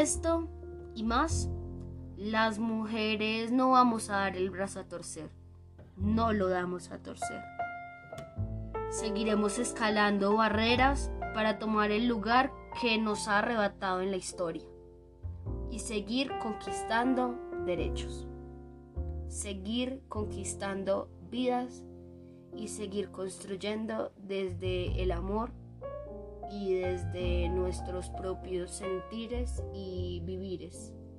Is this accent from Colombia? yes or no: yes; Colombia; mi vida como colombiana